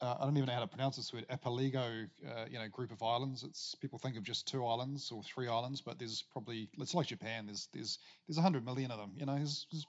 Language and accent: English; New Zealand